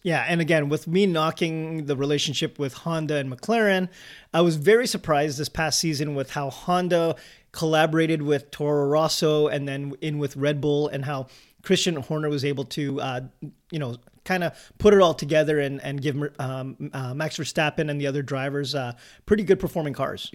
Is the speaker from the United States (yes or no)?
no; Canada; we're a Canadian-based podcast helping to grow the sport in our home and native land